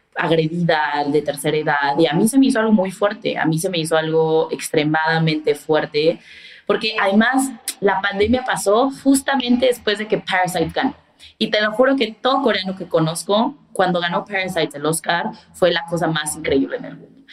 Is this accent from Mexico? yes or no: yes; Mexico; creciendo en México, porque pues crecí en México